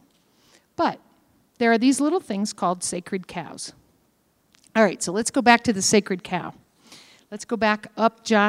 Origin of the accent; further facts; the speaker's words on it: Kentucky, United States; I'm from Kentucky. We are stagnant people.